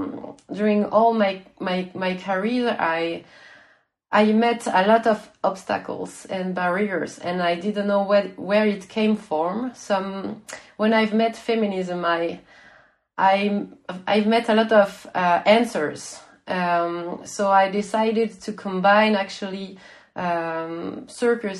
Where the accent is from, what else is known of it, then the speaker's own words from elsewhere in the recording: Switzerland; I come from Switzerland